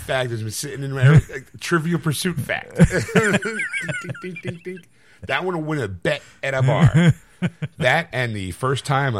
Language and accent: English; Sweden; I'm from Sweden, and I know it's the freedom of speech.